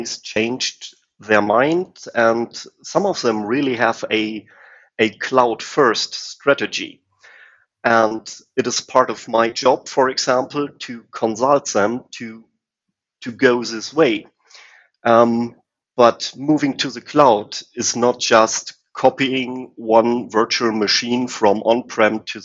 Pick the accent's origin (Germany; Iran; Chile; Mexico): Germany; I'm from Germany